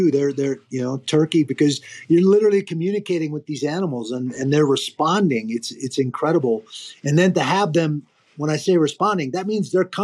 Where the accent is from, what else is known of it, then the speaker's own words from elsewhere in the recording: Pacific Northwest, United States; I grew up in the Pacific Northwest. We had mule deer and blacktail.